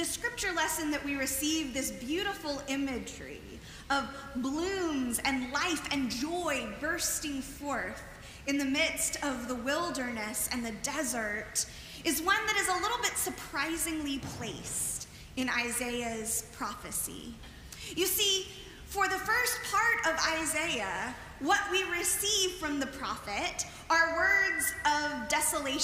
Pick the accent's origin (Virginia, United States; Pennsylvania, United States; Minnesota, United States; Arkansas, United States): Arkansas, United States; moved away as an adult; also born or lived in Baton Rouge, Louisiana; Growing up in Arkansas